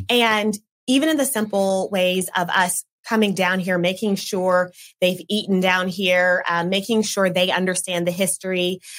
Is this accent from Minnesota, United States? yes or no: no; Oklahoma City, Oklahoma, United States; moved away as an adult; now in Tulsa, United States; I grew up in the Oklahoma City area and then I came here